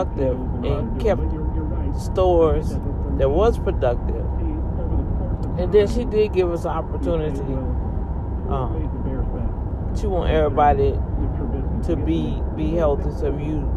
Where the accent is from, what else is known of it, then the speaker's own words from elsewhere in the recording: New Orleans, Louisiana, United States; now in Texas, United States; I'm from Louisiana, I'm from New Orleans